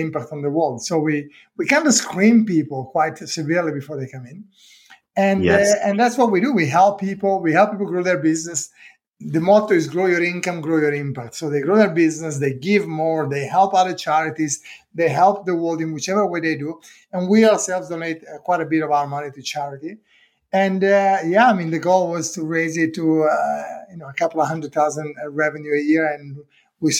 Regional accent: Italy; English is a second language; moved away as an adult; now in United Kingdom; when I was 25, I thought, you know, what am I doing here? Let me try and do something different. So I left Italy

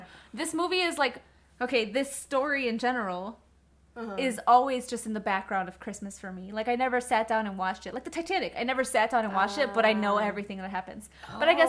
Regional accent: Midwest, United States; I'm from the Midwest. That's because we're from the Midwest.

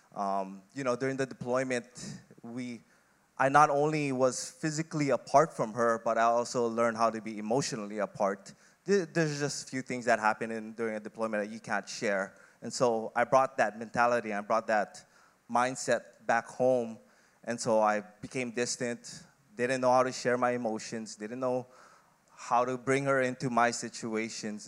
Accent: Kauai, Hawaii, United States; moved away as an adult; also born or lived in Philippines / Oregon; lived on Kauai, had a relatively decent childhood

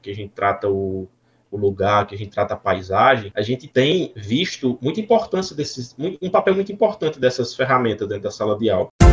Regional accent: southern Ceará, Brazil; now in Paraíba, Brazil; eu falo como professor hoje do estado da Paraíba, mas eu sou cearense, eu sou do sul do Ceará

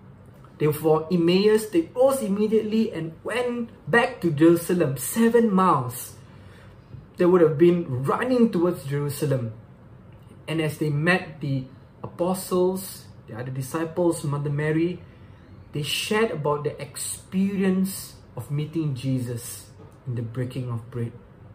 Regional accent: Subang Jaya, Selangor, Malaysia; Once again … from Subang Jaya, Malaysia.

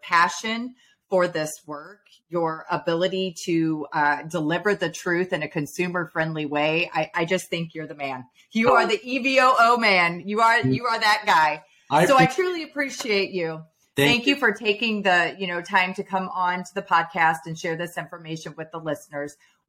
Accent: Midwest, United States; now in California, United States; I am from the Midwest, but I reside here in Southern California.

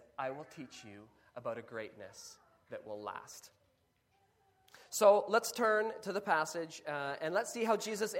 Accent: Kenya; Growing up in Kenya

